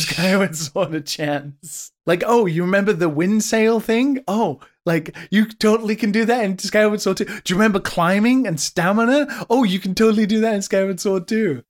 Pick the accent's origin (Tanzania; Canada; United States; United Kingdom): United Kingdom; as a British person